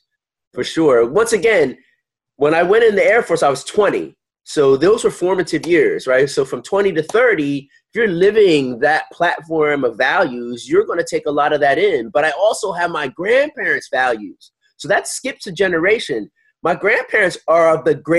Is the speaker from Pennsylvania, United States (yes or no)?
yes; Philadelphia, Pennsylvania, United States; moved away as an adult; growing up in Philly, in the suburbs